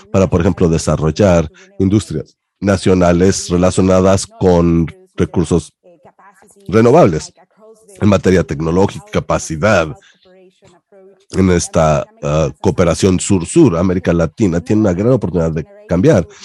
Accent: Mexico; now in United Kingdom; soy mexicana. Estoy radicando en Reino Unido, pero soy mexicana.

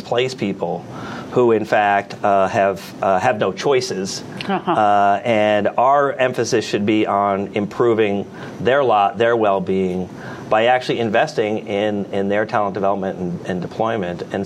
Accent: United States; as an American

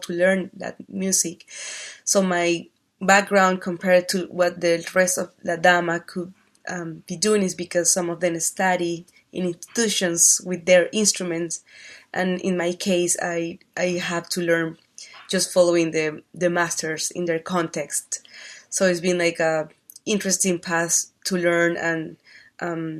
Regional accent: Barquisimeto, Lara, Venezuela; I am from Barquisimeto, Venezuela

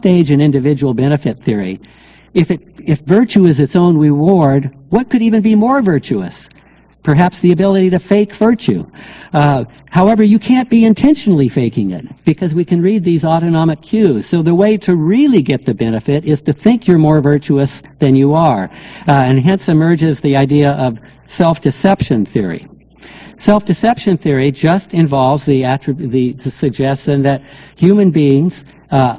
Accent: Northern California, United States; I grew up in Northern California

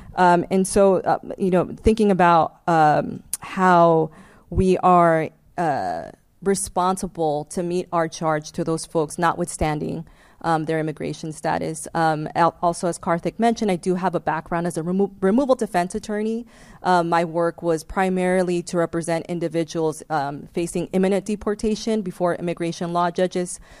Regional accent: Los Angeles, California, United States; I was born and raised in Los Angeles uh, to a single mom um, who fled El Salvador in the mid 1980s

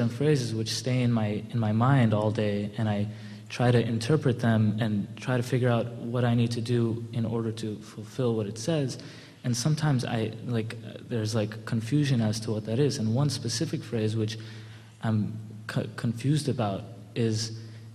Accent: Los Angeles, California, United States; moved away as an adult; also born or lived in Santa Barbara; I moved away from Los Angeles, where I grew up

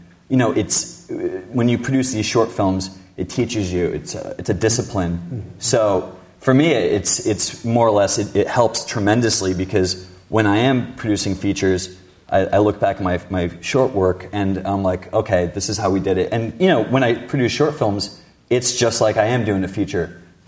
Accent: New Jersey, United States; I grew up in New Jersey

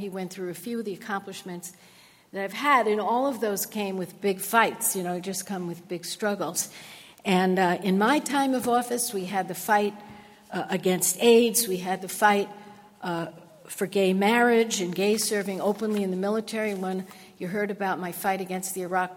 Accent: New York, United States; I grew up in New York.

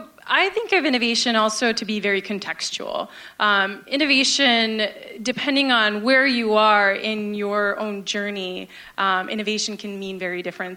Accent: Atlanta, Georgia, United States; moved away as an adult; also born or lived in Pakistan; now in San Francisco, United States; I was born in Pakistan. I was seven when I moved to the U.S. and raised in Atlanta, Georgia, so a lot of people often ask me, where's my accent? I try to hide it. Y'all does come out every once in a while. I moved to San Francisco about 7 years ago.

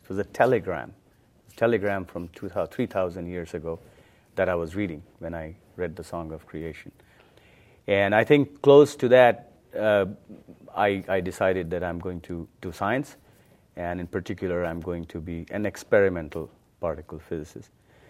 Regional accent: India; Yeah, when I was a young kid growing up in India, my mother, she knows Sanskrit.

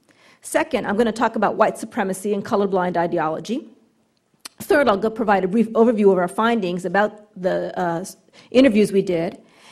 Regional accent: Southern California, United States; I grew up here in Southern California

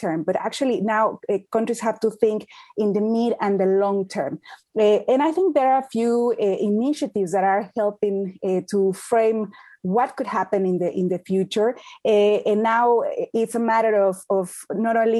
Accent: Mexico; now in United Kingdom; I'm from Mexico. I'm based in the UK

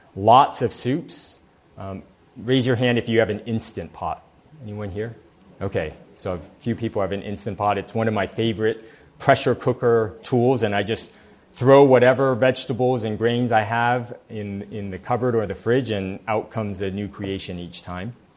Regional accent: San Diego, California, United States; I grew up here in San Diego

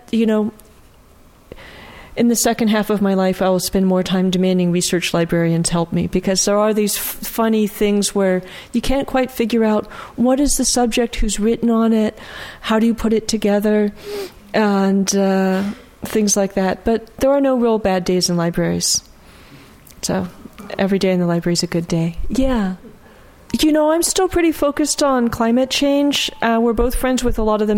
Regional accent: Bay Area, California, United States; also born or lived in Bridgeport, Connecticut / New Mexico / Cincinnati; I've been in the Bay Area since before kindergarten

